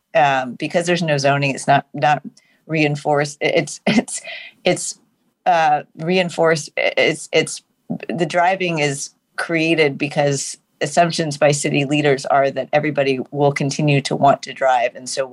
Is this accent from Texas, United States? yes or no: yes; Houston, Texas, United States; I'm from Houston as well. So I grew up in Gulfton, which is the Sharpstown greater orbit